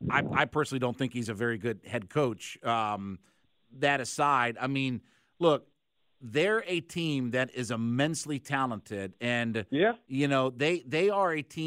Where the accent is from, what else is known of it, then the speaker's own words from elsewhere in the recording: Ohio, United States; I grew up in Northeast Ohio, so I spent my whole life watching, you know, the Browns very intimately.